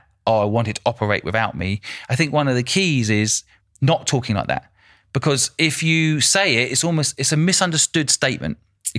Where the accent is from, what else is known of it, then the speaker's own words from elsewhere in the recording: United Kingdom; I'm also British.